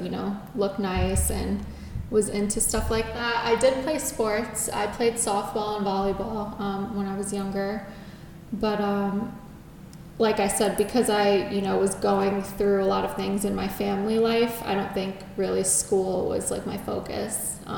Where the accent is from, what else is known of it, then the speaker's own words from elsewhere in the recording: Connecticut, United States; moved away as an adult; now in Los Angeles, United States; I'm from Connecticut.